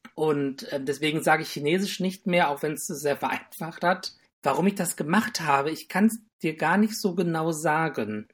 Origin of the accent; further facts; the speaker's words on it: Düsseldorf, North Rhine-Westphalia, Germany; moved away as an adult; also born or lived in Tübingen; now in Bonn, Germany; ich bin eigentlich aus Düsseldorf